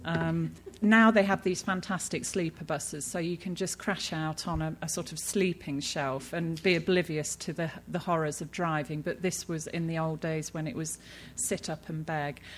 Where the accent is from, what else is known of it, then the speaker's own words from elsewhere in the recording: United Kingdom; I'm British, and you know, we're taught as children uh, not to stare, it's rude.